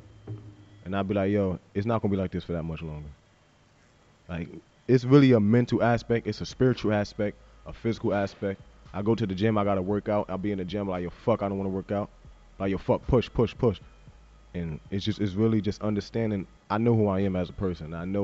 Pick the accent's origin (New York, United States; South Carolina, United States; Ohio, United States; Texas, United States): New York, United States; I'm from New York